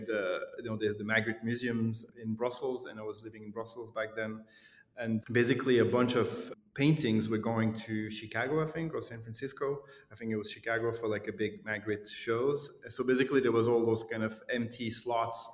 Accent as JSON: {"language": "English", "town": "Lausanne", "region": "Vaud", "country": "Switzerland", "tie": "born or raised there", "also_born_or_lived": "Glasgow", "moved": "as an adult", "said": "my hometown, Lausanne"}